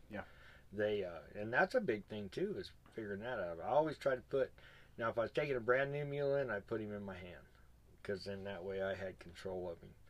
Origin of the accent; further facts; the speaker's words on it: Arizona, United States; I'm from Arizona we don't have water.